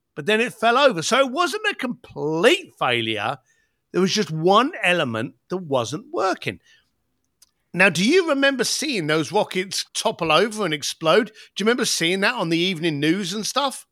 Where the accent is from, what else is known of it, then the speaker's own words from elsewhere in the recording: London, United Kingdom; I came from the East End of London